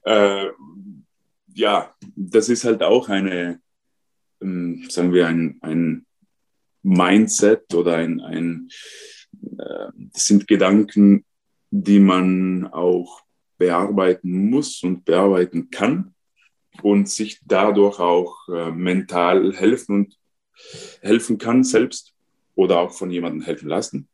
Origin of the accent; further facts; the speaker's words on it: South Tyrol, Trentino-Alto Adige, Italy; first language Ladin; German is a second language; now in Austria; Ich bin ein Südtiroler ladinischer Muttersprache